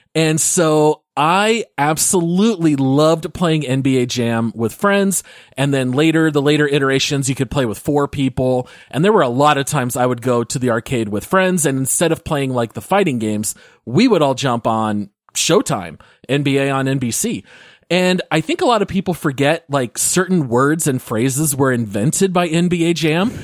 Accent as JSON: {"language": "English", "town": "Phoenix", "region": "Arizona", "country": "United States", "tie": "born or raised there", "said": "growing up in the Phoenix area"}